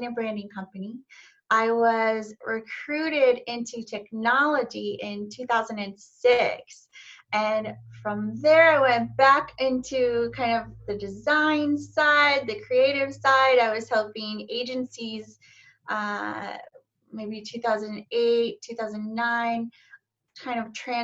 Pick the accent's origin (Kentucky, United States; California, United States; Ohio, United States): Ohio, United States; Cleveland; now in Charlotte, United States; I live in Charlotte, North Carolina, but I'm actually from Cleveland, Ohio